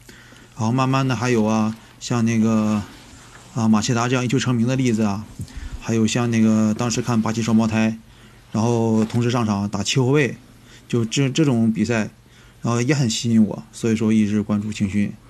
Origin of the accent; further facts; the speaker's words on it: China; 感觉还是羽山城对于我们中国人来说吧，它的意义不太一样，